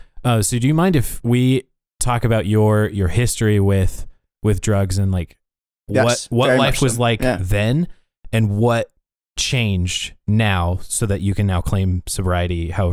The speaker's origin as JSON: {"language": "English", "town": "Laurel", "country": "United States", "tie": "born or raised there", "said": "Growing up in Laurel"}